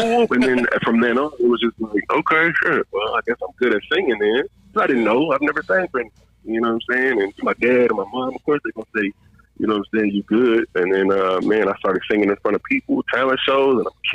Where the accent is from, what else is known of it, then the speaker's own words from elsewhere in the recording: Detroit, Michigan, United States; moved away; I grew up in Detroit